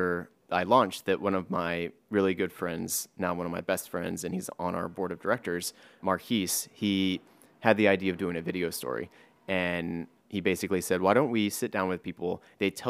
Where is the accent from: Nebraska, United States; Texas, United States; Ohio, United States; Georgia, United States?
Texas, United States; Driftwood; also born or lived in New York City; now in New York, United States; I live in New York, but I'm not from here. I'm from Driftwood, which is a very small town in Texas